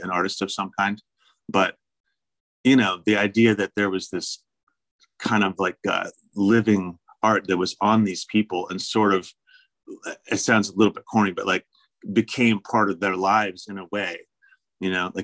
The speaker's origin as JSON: {"language": "English", "region": "Kansas", "country": "United States", "tie": "born or raised there", "also_born_or_lived": "New York / San Francisco, California / Virginia", "moved": "as an adult", "lives_now": "Richmond, Virginia, United States", "said": "growing up in Kansas, I didn't really travel anywhere"}